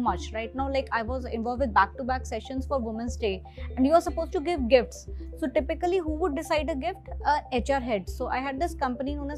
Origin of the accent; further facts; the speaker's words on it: Chandigarh, India; moved away as an adult; also born or lived in Delhi; I come from a small town. I'm from Chandigarh and I suddenly reached Delhi